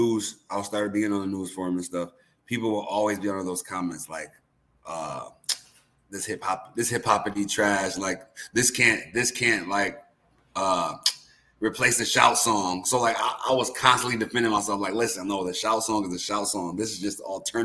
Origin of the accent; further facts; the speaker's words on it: Rochester, New York, United States; moved away as an adult; now in Buffalo, United States; So I'm from Rochester. I don't know if you knew that. So I moved from Rochester in 2011 to go to UB, and then I just stayed in Buffalo since.